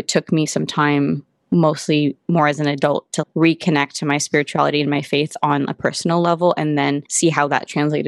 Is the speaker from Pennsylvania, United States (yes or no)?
no; Santa Barbara, California, United States; moved away as an adult; now in Los Angeles, United States; Santa Barbara is not only where I call home